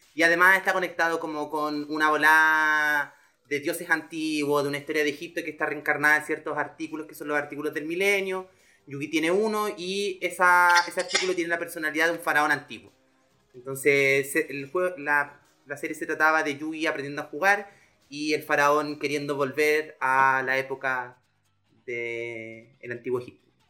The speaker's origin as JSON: {"language": "Spanish", "town": "Curicó", "region": "Maule", "country": "Chile", "said": "me huevé por curicano"}